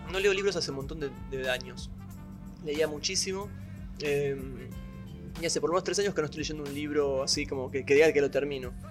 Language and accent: Spanish; Colombia; yo soy de Colombia